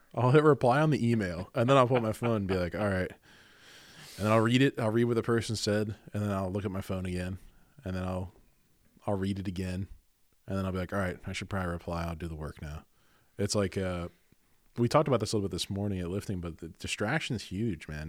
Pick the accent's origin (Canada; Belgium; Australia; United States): United States; Garnet Valley, Pennsylvania; I'm from Garnet Valley